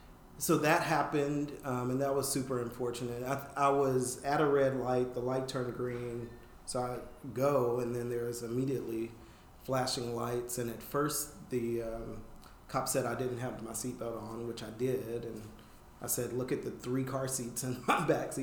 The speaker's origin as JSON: {"language": "English", "region": "the South", "country": "United States", "tie": "born or raised there", "said": "I have. I have."}